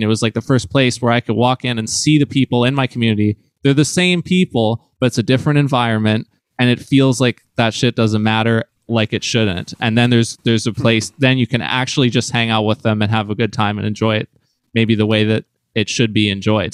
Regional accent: New Westminster, British Columbia, Canada; my close friend in Vancouver jazz, Madeline Elkins, who I grew up with in New West

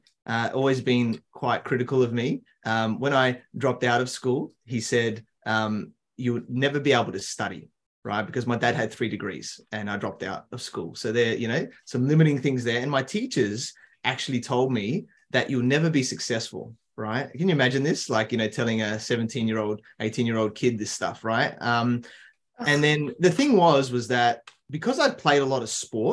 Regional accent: Adelaide, South Australia, Australia; I grew up in Adelaide, South Australia, so in Australia's smaller capital city

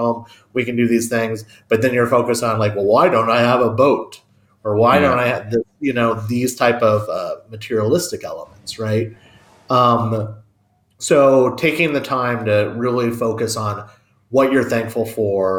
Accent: United States; also born or lived in Tucson, Arizona / Kansas; I'm American

